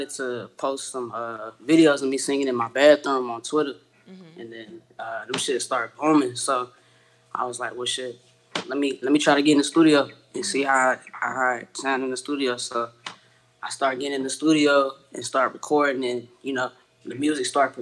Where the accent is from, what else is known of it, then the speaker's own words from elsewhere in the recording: Fort Worth, Texas, United States; I'm from Fort Worth, Texas.